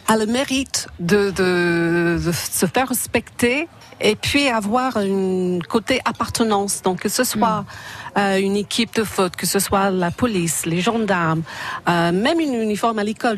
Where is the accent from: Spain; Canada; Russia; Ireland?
Ireland; now in France; chez moi, en Irlande